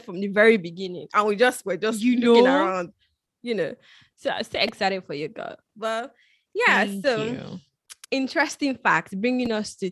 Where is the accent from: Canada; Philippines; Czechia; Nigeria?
Nigeria; moved away as an adult; now in United Kingdom; I moved from Nigeria to the UK for school